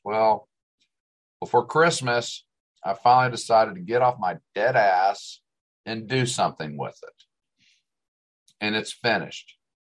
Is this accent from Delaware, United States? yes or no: yes; Delaware, United States; also born or lived in Ohio / Tulsa, Oklahoma; now in Dallas, United States; I mean, I was born in Ohio, spent 9 years in Delaware. I was young. I loved the snows that we got in Delaware, moved to Tulsa.